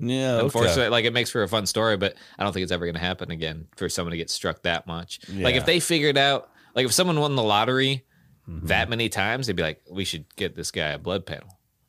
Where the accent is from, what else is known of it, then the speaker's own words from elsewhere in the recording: Pacific Northwest, United States; I grew up in Serial Killer Alley in the Pacific Northwest.